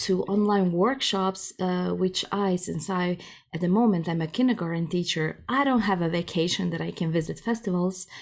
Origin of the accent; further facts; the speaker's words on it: Croatia; first language Croatian; English is a second language; moved away as an adult; now in Germany; Croatian is my mother tongue